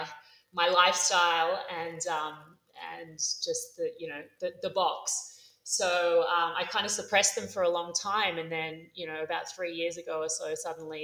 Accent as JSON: {"language": "English", "country": "Australia", "tie": "born or raised there", "also_born_or_lived": "Los Angeles", "moved": "as an adult", "lives_now": "Mexico City, Mexico", "said": "my hometown, Australia"}